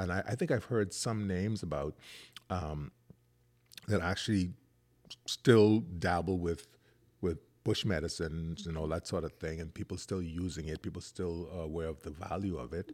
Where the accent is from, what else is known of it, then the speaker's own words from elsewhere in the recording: Eight Mile Rock, Grand Bahama, Bahamas; growing up in Eight Mile Rock